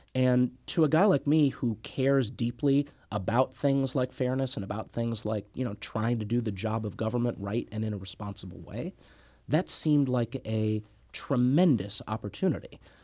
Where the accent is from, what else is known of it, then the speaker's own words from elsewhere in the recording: Clayton, Missouri, United States; I grew up in Saint Louis County, born and bred